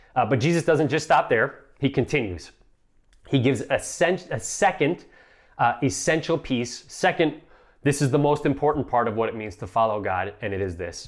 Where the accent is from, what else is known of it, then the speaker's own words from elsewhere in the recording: Midwest, United States; moved away as an adult; also born or lived in Boston area; I'm a child of the Midwest